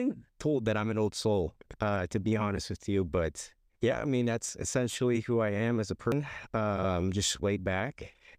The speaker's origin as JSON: {"language": "English", "town": "Canby", "country": "United States", "tie": "born or raised there", "said": "Currently live in Canby, actually grew up in Canby, looking to move out of the area here."}